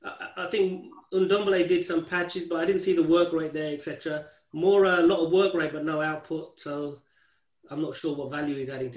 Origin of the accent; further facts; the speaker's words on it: London, United Kingdom; I was born in Stoke Newington